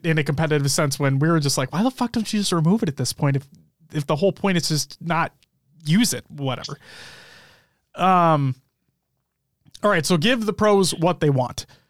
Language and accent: English; United States; we are from the United States